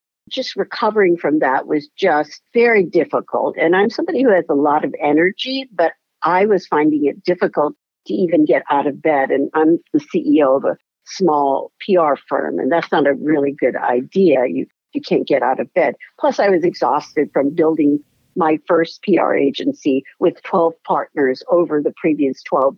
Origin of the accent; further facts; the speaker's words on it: Hawaii, United States; I was living in Hawaii at the time